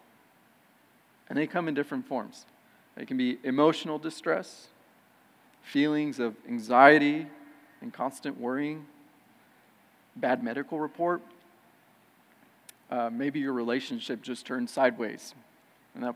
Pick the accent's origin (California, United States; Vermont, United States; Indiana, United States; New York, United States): California, United States; moved away as an adult; I was born and raised in California and came out here later on in life